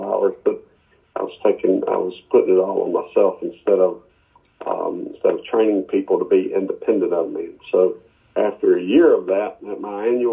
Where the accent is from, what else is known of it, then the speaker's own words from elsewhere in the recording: Muscle Shoals, Alabama, United States; So I grew up in Muscle Shoals, Florence, Quad Cities of North Alabama